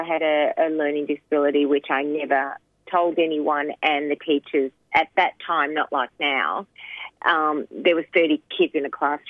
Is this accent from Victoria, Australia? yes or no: yes; Melbourne, Victoria, Australia; also born or lived in Sri Lanka; my parents decided to move us to Australia because there was trouble in Sri Lanka. So as we didn't have much money, we moved to Jacana, which is near Broadmeadows in Melbourne.